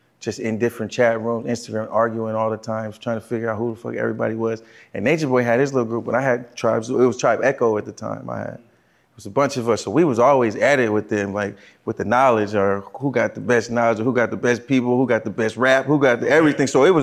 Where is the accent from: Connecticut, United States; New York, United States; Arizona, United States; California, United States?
California, United States; Los Angeles; I'm from L.A. Originally